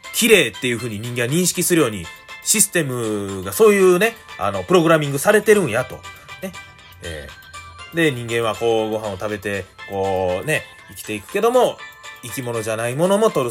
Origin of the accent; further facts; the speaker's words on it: Hannan, Osaka, Japan; 生まれ育ったのがね、もう本当にもう緑の多い、えー、そういう阪南市